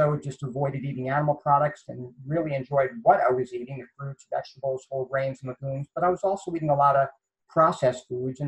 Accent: New York City, New York, United States; moved away; also born or lived in the South (US); I grew up in Queens, New York

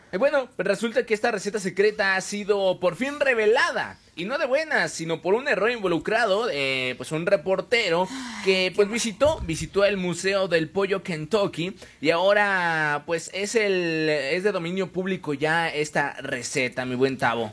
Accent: Mexico; somos mexicanos y sabemos cómo se baila aquí

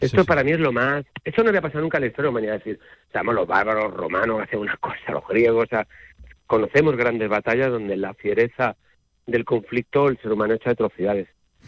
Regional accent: Spain; como español

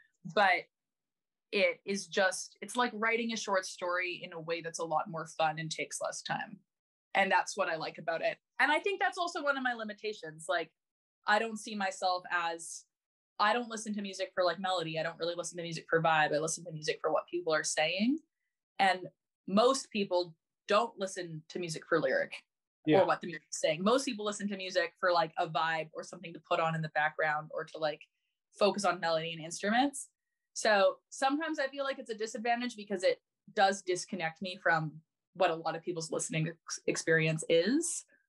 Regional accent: Chicago, Illinois, United States; born there; So but I was born in Chicago, kind of by fluke, but because of that I have an American passport.

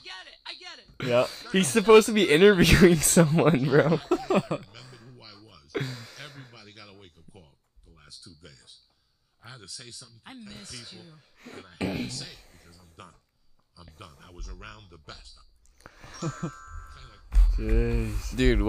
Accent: New Jersey, United States; I never got away from who I am. I'm from Ludburg, New Jersey.

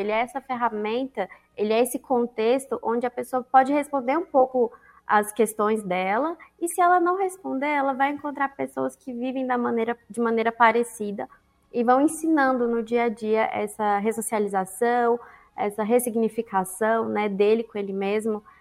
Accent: Brasília, Federal District, Brazil; Eu sou de Brasília.

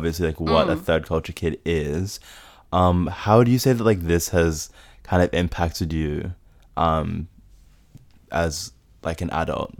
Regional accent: Townsville, Queensland, Australia; I'm from Townsville, like grew up in Townsville or whatever.

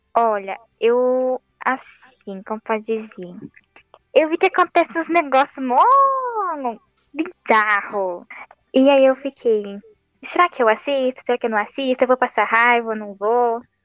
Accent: Santo André, São Paulo, Brazil; Eu sou de Santo André.

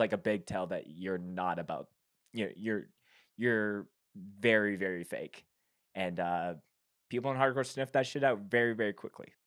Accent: Winnipeg, Manitoba, Canada; being from Winnipeg, I grew up on comeback kid. That's, like, my hometown hero band

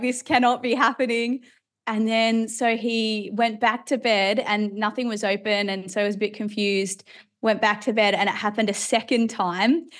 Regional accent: Australia; also born or lived in Ireland; we moved to Australia when I was about eight or nine years old. Uh, so now I'm an Aussie citizen.

